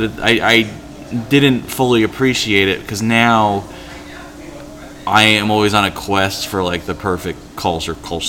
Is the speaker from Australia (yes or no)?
no; New England, United States; I'm from New England